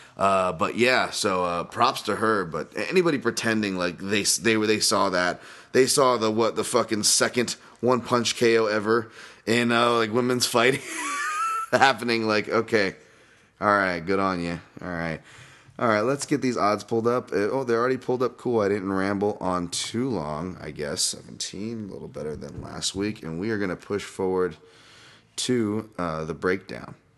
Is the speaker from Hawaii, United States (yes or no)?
yes; Hawaii, United States; being Hawaiian